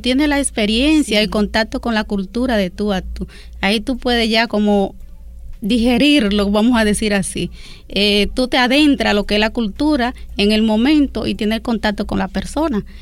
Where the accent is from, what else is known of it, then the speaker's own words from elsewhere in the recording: Duarte, Dominican Republic; nuestro país, la República Dominicana